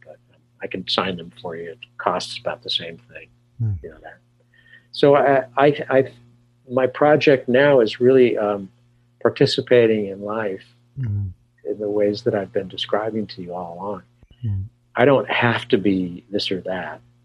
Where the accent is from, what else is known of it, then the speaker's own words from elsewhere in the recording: California, United States; moved away; also born or lived in New York City / Arizona; I'm from California originally